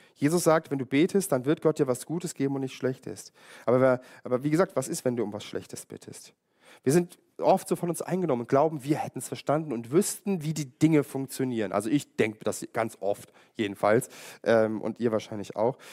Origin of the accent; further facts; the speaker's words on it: Germany; jetzt bin ich auch in der DDR aufgewachsen